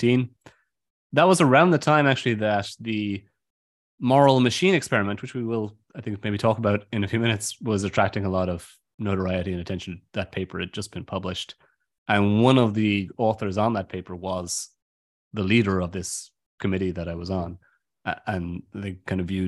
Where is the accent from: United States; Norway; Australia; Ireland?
Ireland; I'm from Ireland